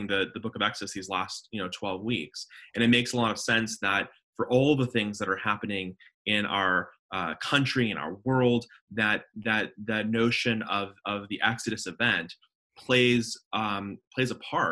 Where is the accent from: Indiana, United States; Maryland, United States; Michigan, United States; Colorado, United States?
Colorado, United States; Denver; moved away as an adult; also born or lived in Jerusalem / Dallas, Texas; now in Charlotte, United States; I grew up in Denver, Colorado, was born and raised